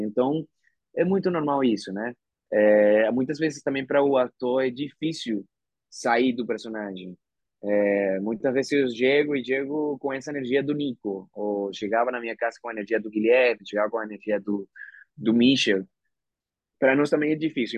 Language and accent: Portuguese; Venezuela; Portuguese is a second language; moved away as an adult; also born or lived in Argentina; now in Brazil; eu sendo o primeiro ator venezuelano na Disney